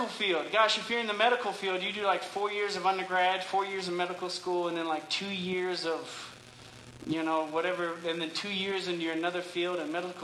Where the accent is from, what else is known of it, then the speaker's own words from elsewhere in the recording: Louisiana, United States; moved away; I grew up in Louisiana